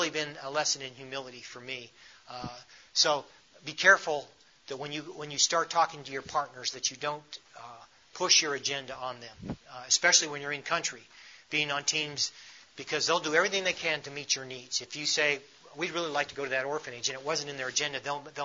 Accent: United States; we unknowingly come from a tremendous country

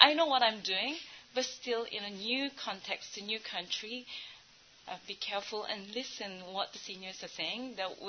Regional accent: South Korea; English is a second language; now in Bangladesh; I'm from South Korea.

